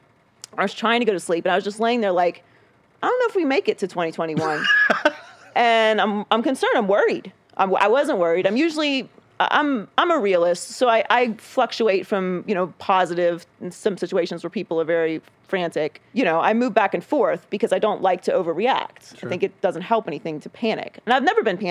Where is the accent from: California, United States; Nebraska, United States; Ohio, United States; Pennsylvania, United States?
Pennsylvania, United States; Pittsburgh; I grew up obviously in Pittsburgh